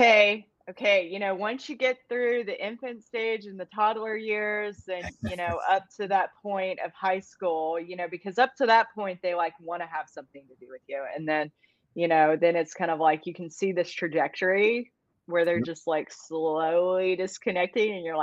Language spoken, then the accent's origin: English; Bowling Green, Kentucky, United States; I'm from Bowling Green, Kentucky